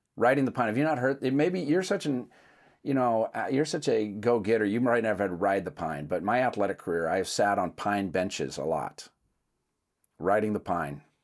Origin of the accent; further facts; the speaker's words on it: Seattle, Washington, United States; I'm from Seattle